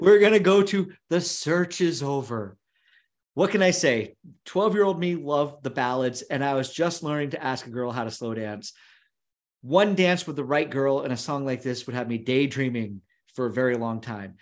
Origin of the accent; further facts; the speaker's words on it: United States; growing up near Canada, as we both did. You and I, we lived a half a mile apart, and the border was about three miles from our house